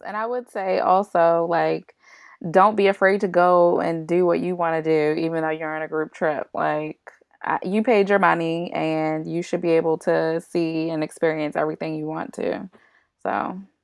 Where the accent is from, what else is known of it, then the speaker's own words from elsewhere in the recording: Baltimore, Maryland, United States; I am from Baltimore